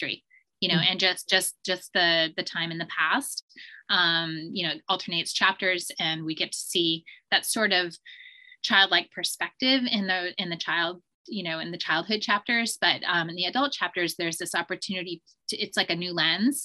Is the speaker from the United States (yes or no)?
yes; Vermont, United States; I grew up in Vermont in a really rural area